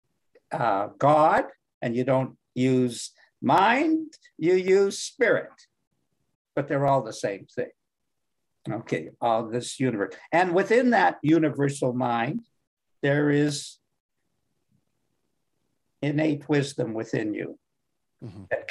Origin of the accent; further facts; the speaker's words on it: Canada; I'm from Canada